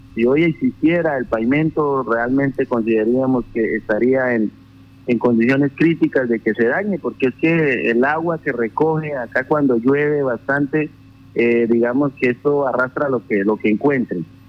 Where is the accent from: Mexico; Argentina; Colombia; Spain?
Colombia; sabiendo que somos colombianos